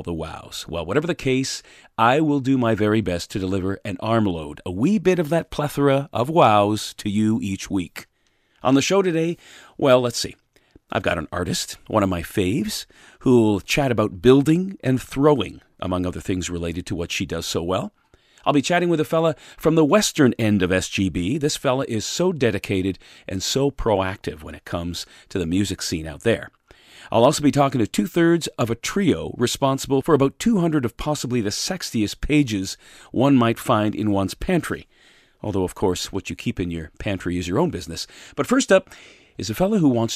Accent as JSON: {"language": "English", "town": "Hamilton", "region": "Ontario", "country": "Canada", "tie": "born or raised there", "moved": "as an adult", "lives_now": "Collingwood, Canada", "said": "in my residence, in my hometown of Hamilton, Ontario, with my wife"}